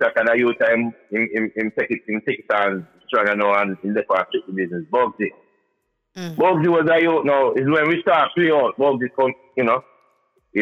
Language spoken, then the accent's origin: English; East Orange, New Jersey, United States; we're from East Orange.